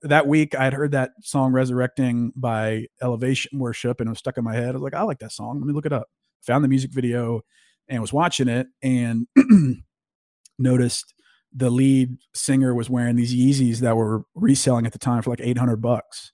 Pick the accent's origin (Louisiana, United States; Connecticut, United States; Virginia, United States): Louisiana, United States; North; moved away as an adult; also born or lived in Arkansas / Austin, Texas / Jacksonville, North Carolina; now in Dallas, United States; I live in Dallas, Texas. I grew up in North Louisiana.